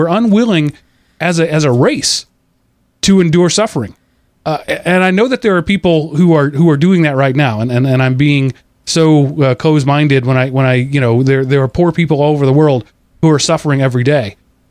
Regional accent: United States; as an American

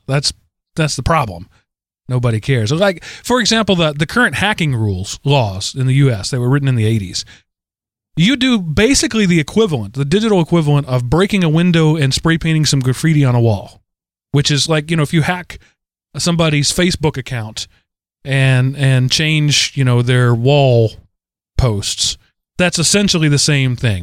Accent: United States; I'm an American

